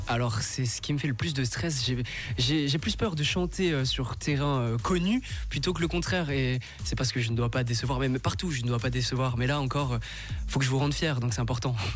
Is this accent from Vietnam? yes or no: yes; Vietnam; moved away; je viens du Vietnam